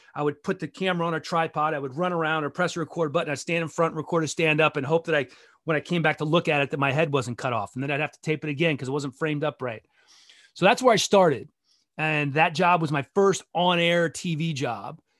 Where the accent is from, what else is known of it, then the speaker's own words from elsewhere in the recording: Gaithersburg, Maryland, United States; moved away; also born or lived in Philippines / Honduras / Idaho / Bethesda; I grew up in Gaithersburg